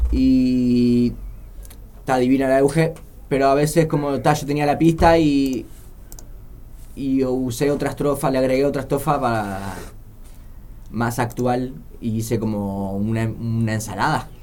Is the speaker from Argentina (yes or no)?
no; Montevideo, Uruguay; also born or lived in Villa Colón, Montevideo; yo crecí allá en Melilla y mis escapadas eran para el Paso de la Arena